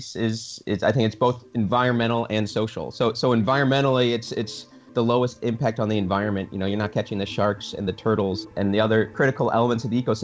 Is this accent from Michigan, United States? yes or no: yes; Michigan, United States; I was born in a small town in Michigan. It's in the Midwestern US and actually on Lake Michigan